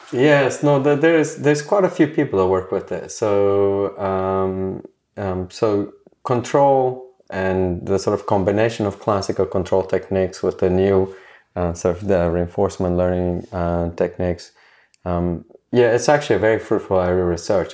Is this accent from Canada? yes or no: no; South Africa; moved away as an adult; also born or lived in Cambridge; I went back to South Africa